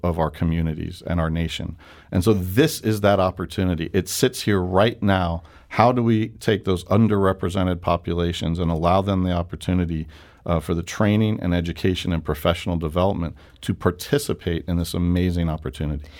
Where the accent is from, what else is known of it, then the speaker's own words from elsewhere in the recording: New York, United States; moved away as an adult; now in St. Louis, United States; I'm a New Yorker